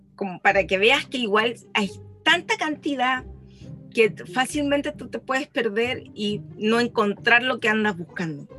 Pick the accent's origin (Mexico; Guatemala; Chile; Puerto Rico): Chile; de Chile